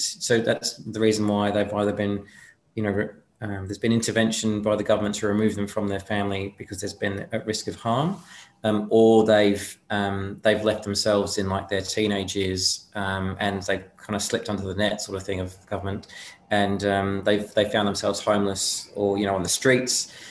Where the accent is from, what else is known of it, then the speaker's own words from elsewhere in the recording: United Kingdom; now in Australia; I'm from there originally